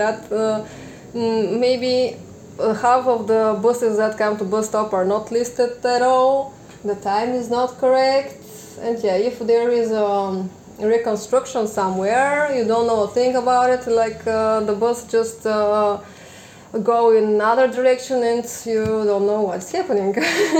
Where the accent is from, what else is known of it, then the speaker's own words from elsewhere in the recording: Plovdiv, Plovdiv Province, Bulgaria; I was born and raised in Plovdiv. I graduated a specialty of psychology in the University of Plovdiv, and now I am working as one in a center for children with disabilities